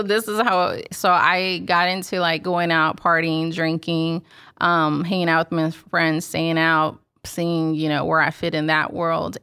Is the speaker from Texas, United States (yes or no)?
yes; Houston, Texas, United States; born and raised in Houston, Texas.